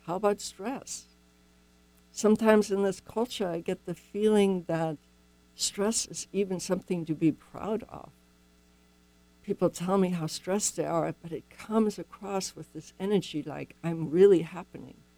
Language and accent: English; Germany; moved away; I'm not from here. I grew up in Germany.